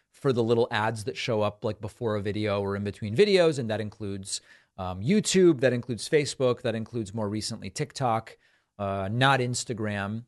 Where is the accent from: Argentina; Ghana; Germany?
Argentina; now in United States; I was born in Argentina.